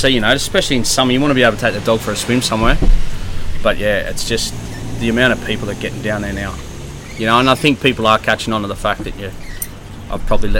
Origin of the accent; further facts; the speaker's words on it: Sydney, New South Wales, Australia; also born or lived in Malabar; I'm from Maroubra. Yeah, right. Yeah, I'm born and bred.